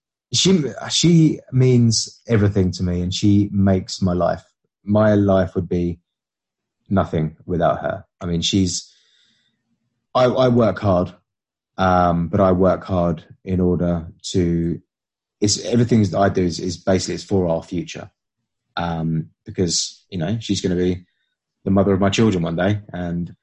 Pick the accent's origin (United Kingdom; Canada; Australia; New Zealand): United Kingdom; I'm British.